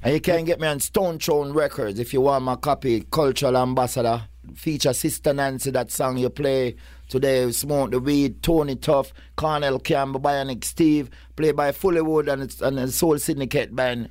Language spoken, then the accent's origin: English; Kingston, Jamaica; I come, like, like four ro-, roads from where Purple Man come from. Kingston eleven, Oakland Road